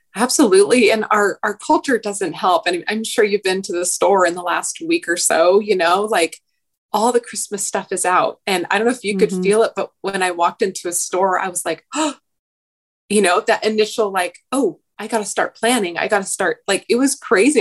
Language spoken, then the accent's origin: English; Oregon, United States; now in Southern California, United States; I grew up in Oregon, which by its nature, at least where I grew up, just was a slower pace than down here.